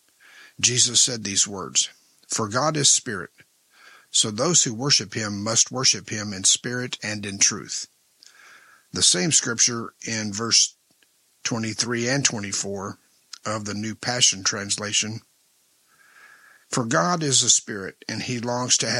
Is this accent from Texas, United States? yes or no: yes; El Paso, Texas, United States; when I was a kid growing up in El Paso, Texas